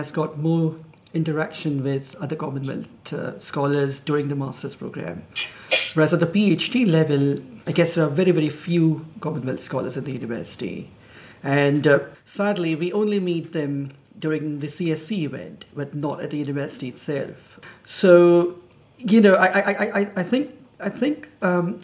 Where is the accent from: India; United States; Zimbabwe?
India; Mumbai, Maharashtra; moved away as an adult; now in Edinburgh, United Kingdom; I'm from India, Bombay, or Mumbai, as they call it now.